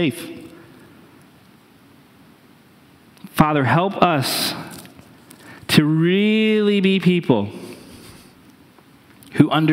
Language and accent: English; New Hampshire, United States; moved away; I grew up in New Hampshire, and our mascot of my high school was a wolf